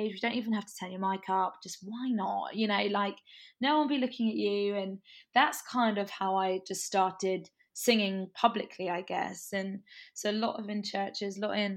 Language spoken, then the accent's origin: English; England, United Kingdom; also born or lived in Brighton; I am from England in the UK. I live in Brighton, which is on the sunny south coast, an hour from London